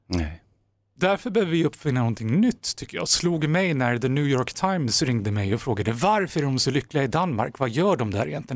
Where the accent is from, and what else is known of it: Sweden